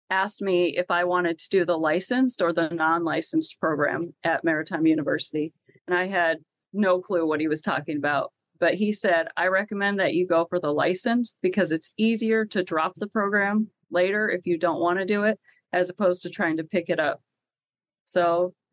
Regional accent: Colorado, United States; moved away as an adult; also born or lived in New York City; I grew up in Colorado, a very landlocked state.

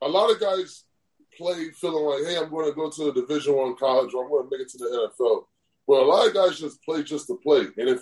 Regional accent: Connecticut, United States; I'm from Connecticut

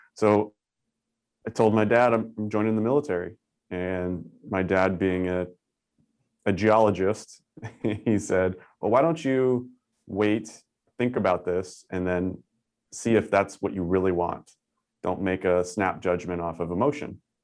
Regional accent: Northern California, United States; moved away as an adult; also born or lived in Tucson, Arizona; I'm originally from Northern California

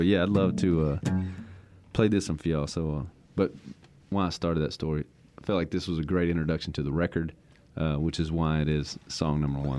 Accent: Louisiana, United States; born or raised there

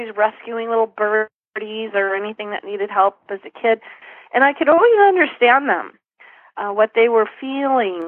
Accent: San Dimas, California, United States; also born or lived in Fullerton, California; I grew up in Southern California in a little town called San Dimas, then moved on to Fullerton

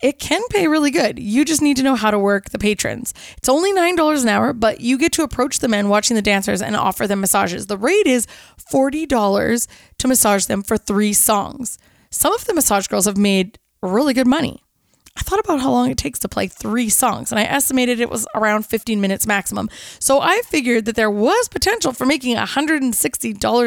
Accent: Kelowna, British Columbia, Canada; around the city of Kelowna, my hometown

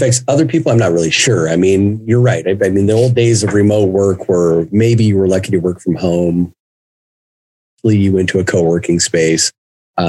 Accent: Seattle, Washington, United States; also born or lived in Guadalajara, Mexico; Seattle, I grew up here.

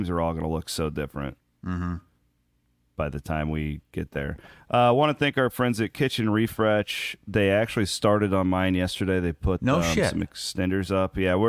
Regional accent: Iowa, United States; He's just a columnist that I grew up reading in Southern Iowa. We get the KC Star a lot. We get a lot of Kansas City stuff.

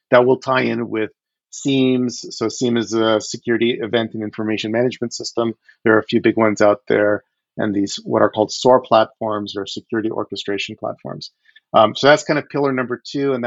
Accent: Odesa, Odesa Oblast, Ukraine; moved away; I was born in the Ukraine. I was born in Odessa.

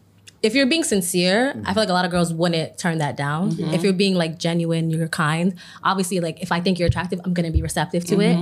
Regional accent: New York, United States; I'm from New York

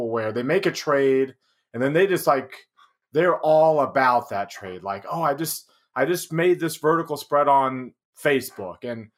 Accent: Denton, Texas, United States; moved away as an adult; now in Utah, United States; I'm from Denton, which is on top of those two.

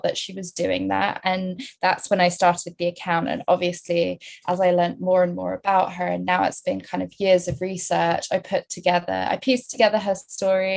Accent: United Kingdom; I'm British

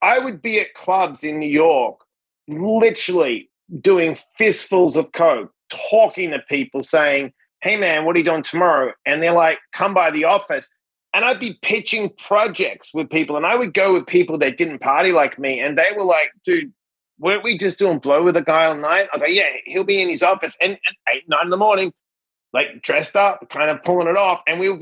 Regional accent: Perth, Western Australia, Australia; moved away as an adult; now in United States; I'm a kid from Perth, Western Australia. I won a green card in the lottery to get here.

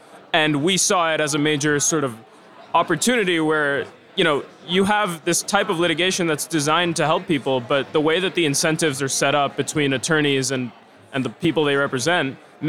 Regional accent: Venezuela; moved away as an adult; now in Canada; born and raised in Venezuela, and spent most of my adult life in Canada.

